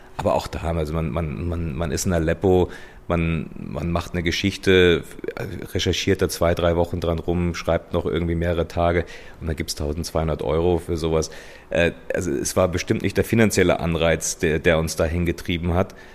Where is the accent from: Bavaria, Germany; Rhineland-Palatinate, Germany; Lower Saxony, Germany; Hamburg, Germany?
Bavaria, Germany; Munich; moved away as an adult; München ist meine Heimat. Also hier sind meine Freunde, meine Familie, äh, hier, hier ist meine Vergangenheit.